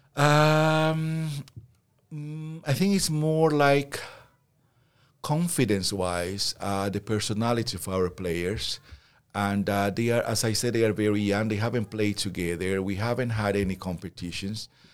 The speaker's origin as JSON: {"language": "English", "country": "Peru", "moved": "yes", "said": "I come from Peru"}